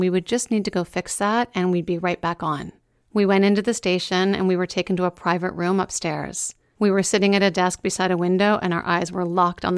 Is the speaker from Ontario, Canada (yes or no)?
yes; Meaford, Ontario, Canada; I talked about my hometown a lot even back then